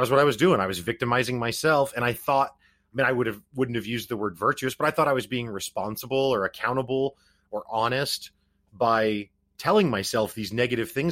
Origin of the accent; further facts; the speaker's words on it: Missouri, United States; I'm from Missouri